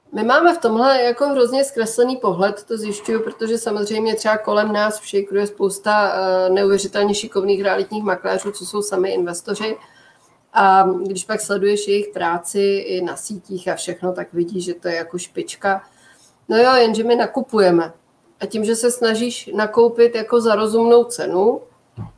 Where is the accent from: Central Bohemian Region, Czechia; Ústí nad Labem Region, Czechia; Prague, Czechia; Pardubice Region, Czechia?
Prague, Czechia; já jsem z Prahy